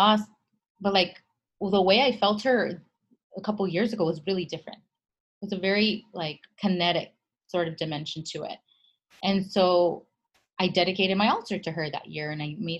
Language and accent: English; Los Angeles, California, United States; also born or lived in San Diego; I'm from El Sereno, like deep in LA right there, where most of us are first generation in the country